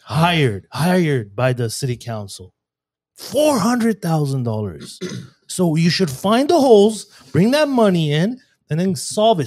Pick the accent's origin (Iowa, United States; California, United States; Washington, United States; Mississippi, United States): California, United States; Glendale; I grew up in Glendale